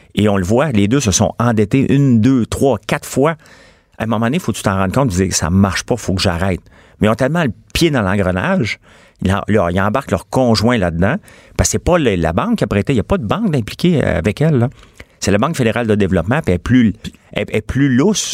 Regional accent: Quebec, Canada; Je suis québécois, mais avec une feuille d'érable

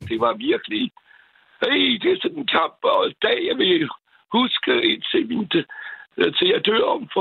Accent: France; now in Copenhagen, Denmark; jeg er franskmand

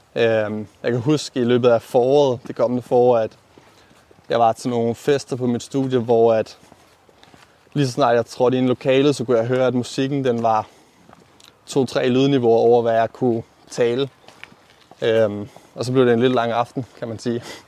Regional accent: Aalborg, North Denmark Region, Denmark; moved away as an adult; also born or lived in Copenhagen; flyttet til den anden landet af, hvor jeg er opvokset øh, til Aalborg

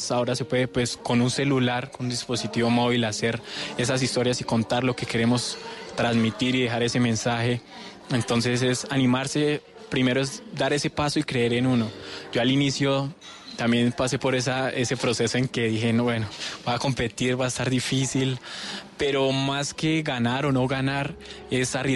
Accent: Villapinzón, Cundinamarca, Colombia; soy de Villapinzón, Dinamarca.

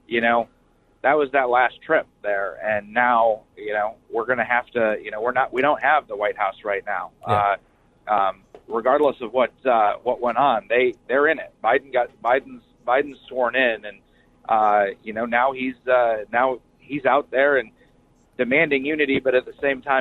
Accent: Iowa, United States; I'm from Iowa.

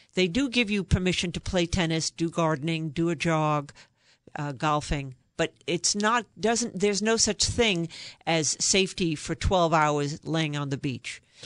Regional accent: New York, United States; I'm originally from New York. You can probably tell from my accent

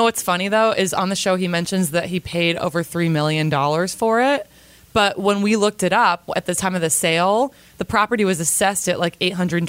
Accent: the North, Northern United States, United States; I'm a northerner

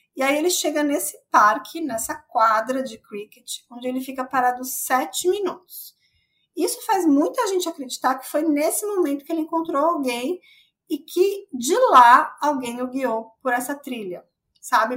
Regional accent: São Paulo, Brazil; que eu sou de São Paulo

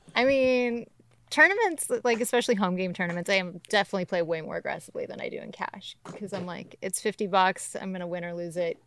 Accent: Georgia, United States; also born or lived in Ventura, California / Costa Rica; now in Los Angeles, United States; I was born in Ventura, but I grew up in Georgia.

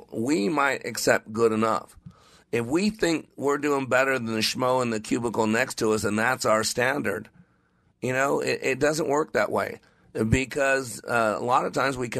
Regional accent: Nevada, United States; also born or lived in Phoenix, Arizona; I was born in Phoenix, Maricopa County, but I was raised in Nevada

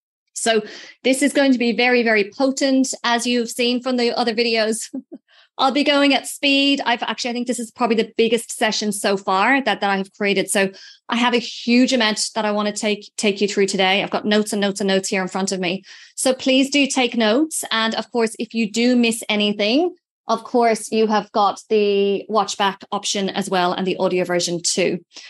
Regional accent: Ireland; I'm Irish.

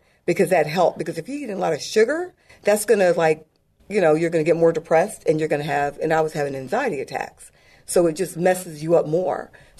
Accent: Glen Burnie, Maryland, United States; also born or lived in England / Crete / Turkey; My dad was retired Air Force, and then we went back to Maryland. I grew up, my dad was stationed in Fort Meade, Maryland, so we lived in Glen Burnie area

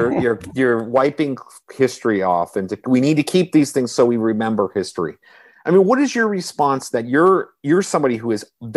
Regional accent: Washington, D.C. area, District of Columbia, United States; also born or lived in Los Angeles, United States; now in Savannah, United States; I moved here, I grew up in the Washington, D.C. area. Mm-hmm. And then I lived in Los Angeles for a time for 8 years. And then I moved to Savannah.

